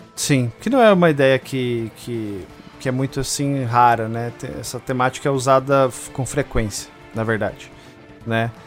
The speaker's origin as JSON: {"language": "Portuguese", "country": "Brazil", "said": "a gente é brasileiro"}